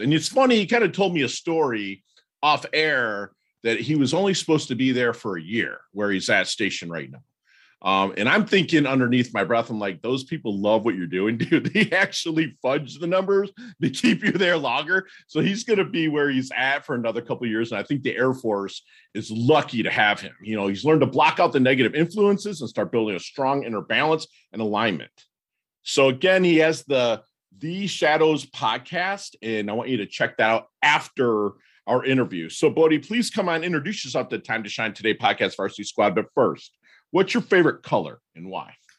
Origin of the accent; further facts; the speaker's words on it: Michigan, United States; I'm from Michigan